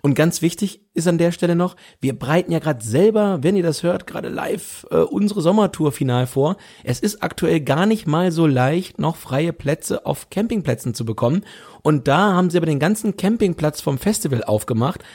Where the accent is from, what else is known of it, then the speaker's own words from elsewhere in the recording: Solling-Vogler region, Weserbergland, Lower Saxony, Germany; Und wir kommen ja aus der Solling-Vogler-Region, aus dem Weserbergland